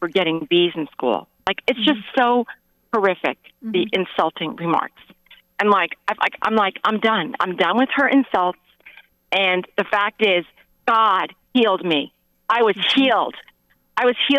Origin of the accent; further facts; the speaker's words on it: New York, United States; moved away as an adult; now in Huntsville, Alabama, United States; I'm originally from New York